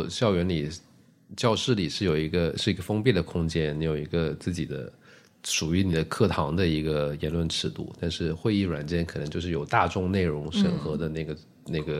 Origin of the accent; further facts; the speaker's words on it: Guangdong, China; moved away as an adult; also born or lived in Hubei; 因为我是广东人，后来我在湖北上的大学，